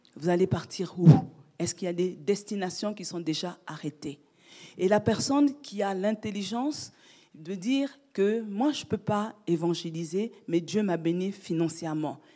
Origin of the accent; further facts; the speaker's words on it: France; j'ai passé mon enfance en France